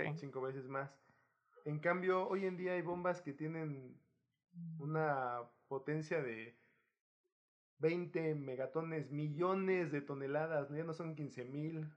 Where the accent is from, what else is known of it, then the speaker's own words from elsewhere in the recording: Guerrero, Mexico; moved away; de Chilpancingo a, a, mi pueblo